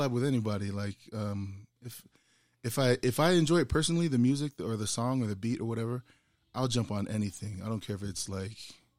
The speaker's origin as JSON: {"language": "English", "town": "St. Petersburg", "region": "Florida", "country": "United States", "moved": "yes", "said": "I grew up listening to reggae. I'm originally from St. Petersburg, Florida."}